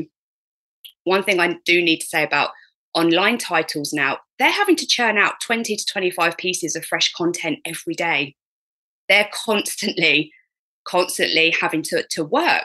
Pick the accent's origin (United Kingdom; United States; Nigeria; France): United Kingdom; me being British and polite